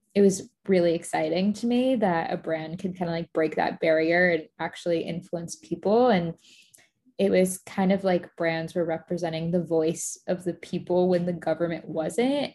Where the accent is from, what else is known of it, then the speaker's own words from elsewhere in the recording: Florida, United States; moved away as an adult; also born or lived in Boston; I grew up in Florida